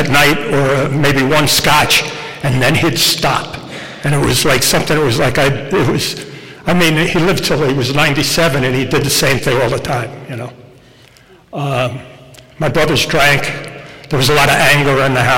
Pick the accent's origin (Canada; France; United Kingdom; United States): United States; Rockland County, New York; I grew up in Rockland County